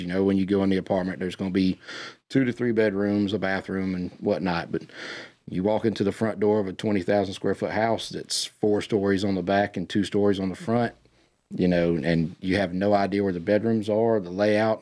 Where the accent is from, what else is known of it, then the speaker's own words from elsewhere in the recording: Cornelius, North Carolina, United States; I grew up on Zion Street in Cornelius